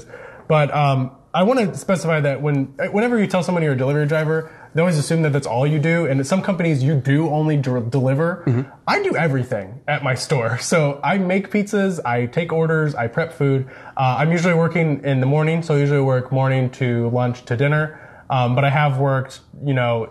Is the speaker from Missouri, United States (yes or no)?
yes; suburbs west of St. Louis, Missouri, United States; I didn't grow up in the city of St. Louis, Missouri. I grew up about 45 minutes west in the suburbs. I have always lived in the Midwest.